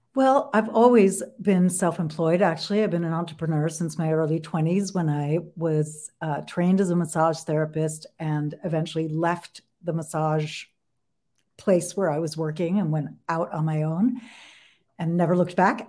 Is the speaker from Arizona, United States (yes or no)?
no; New York, United States; I'm from New York